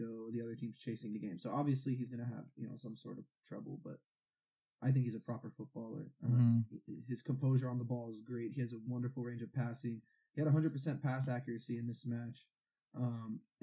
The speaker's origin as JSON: {"language": "English", "country": "United States", "tie": "born or raised there", "said": "Growing up in America"}